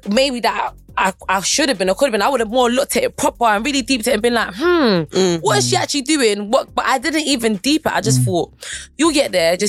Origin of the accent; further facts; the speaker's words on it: London, United Kingdom; I feel like I'm from South, but my aim is global.